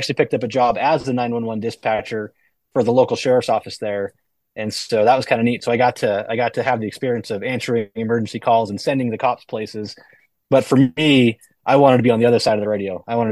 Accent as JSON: {"language": "English", "town": "Grass Valley", "region": "California", "country": "United States", "tie": "born or raised there", "also_born_or_lived": "Bay Area, California", "said": "I was born in the Bay Area, but my parents had the sense to get out of there when I was, I think, about second or third grade. So most of my core memories come from this little small town called Grass Valley, Grass Valley, Nevada City. That's where I grew up"}